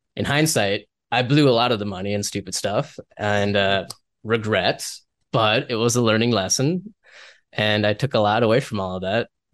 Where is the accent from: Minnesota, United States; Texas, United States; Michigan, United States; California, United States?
Minnesota, United States; I come from Minnesota.